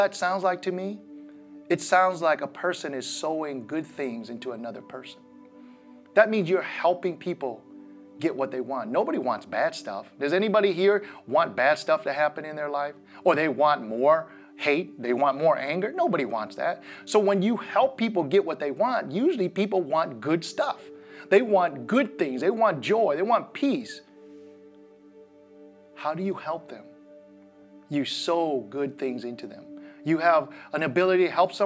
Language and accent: English; Midwest, United States; as a kid growing up in the Midwest